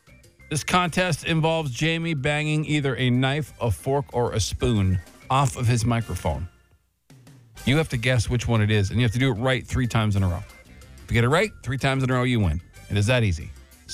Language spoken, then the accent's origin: English; Mississauga, Ontario, Canada; also born or lived in Windsor; now in Ottawa, Canada; I'm from Mississauga. I found the pizza is made different here.